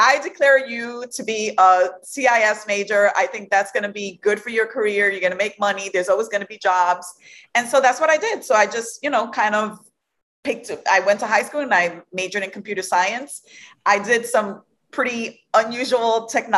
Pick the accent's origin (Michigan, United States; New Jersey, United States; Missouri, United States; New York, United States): New York, United States; New York City; I am from Brooklyn, New York